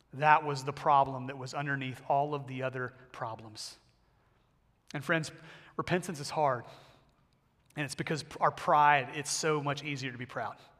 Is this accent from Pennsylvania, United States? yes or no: no; Texas, United States; I grew up in the South and mainly Texas